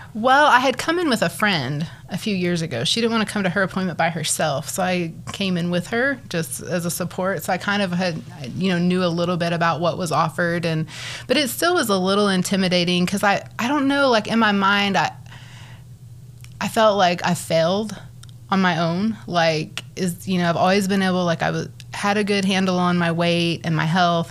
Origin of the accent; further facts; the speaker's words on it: Borger, Texas, United States; also born or lived in Arlington, Texas; now in Amarillo, United States; I grew up in the big town of Borger, Texas